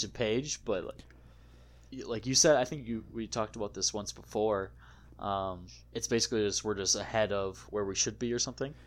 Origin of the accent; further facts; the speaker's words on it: Wisconsin, United States; growing up in Wisconsin, a shanty was always referred to as a little shack